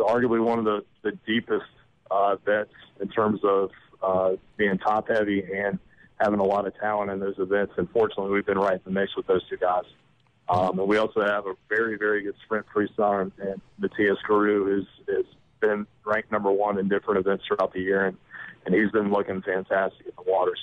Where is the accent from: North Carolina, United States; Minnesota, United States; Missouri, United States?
North Carolina, United States; Greensboro; now in Mississippi, United States; my hometown, Greensboro, North Carolina